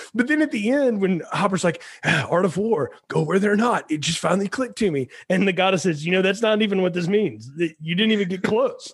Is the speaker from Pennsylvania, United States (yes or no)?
no; Alabama, United States; I grew up in Alabama